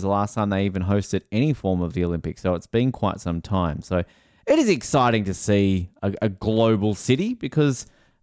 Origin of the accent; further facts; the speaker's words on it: Tasmania, Australia; my home state